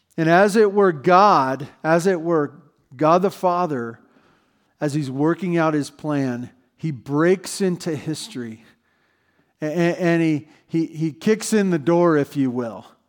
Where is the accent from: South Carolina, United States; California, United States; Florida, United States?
California, United States; Santa Barbara; moved away; I grew up in Santa Barbara